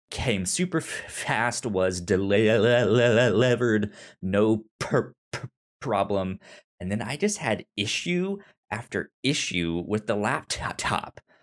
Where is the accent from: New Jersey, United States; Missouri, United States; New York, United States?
Missouri, United States; St. Louis; I'm from Saint Louis